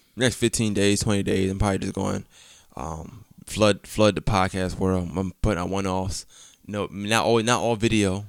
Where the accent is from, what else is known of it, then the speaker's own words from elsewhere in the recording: New York, United States; I'm from New York, like, Queens